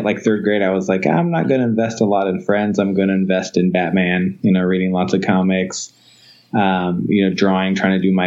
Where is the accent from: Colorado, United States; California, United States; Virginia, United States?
California, United States; Fresno; I was from Fresno, California